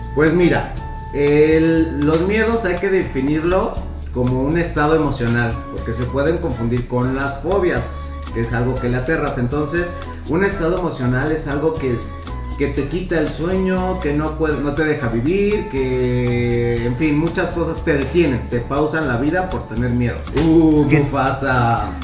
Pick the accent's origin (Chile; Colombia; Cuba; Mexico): Mexico; Tijuana, Baja California; hace muchos años en mi infancia, cuando vivía en Tijuana con mis papás